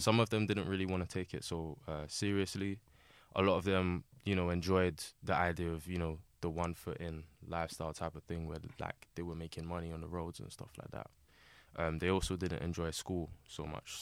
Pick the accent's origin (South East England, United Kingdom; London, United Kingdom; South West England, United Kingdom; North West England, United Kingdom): London, United Kingdom; born and raised in Southeast London, uh, predominantly, uh, Lewisham in the New Cross area